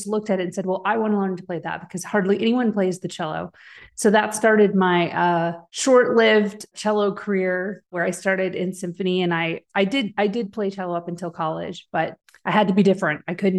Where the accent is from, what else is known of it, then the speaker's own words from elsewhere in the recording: Chicago, Illinois, United States; also born or lived in Wisconsin / Tennessee; I split my time between the Midwest in the Chicago and Wisconsin area and where my father was in Tennessee. So I had sort of split my time between both places.